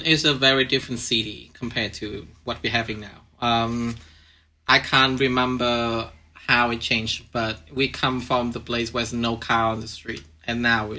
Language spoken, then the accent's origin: English; Hanoi, Vietnam; I'm from Hanoi. I was born in like right in the middle of the city.